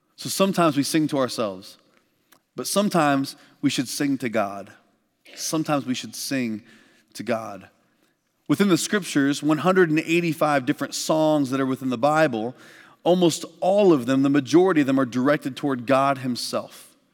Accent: Midwest, United States; I grew up in the Midwest

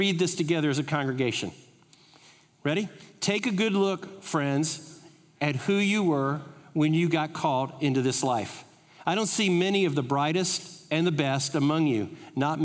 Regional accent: United States; from America

